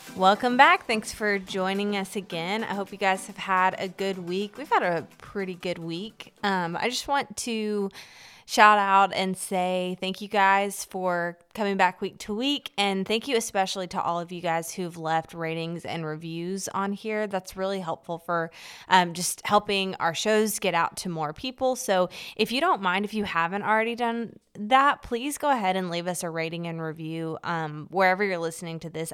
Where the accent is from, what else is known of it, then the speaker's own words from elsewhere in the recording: Kentucky, United States; I grew up in Kentucky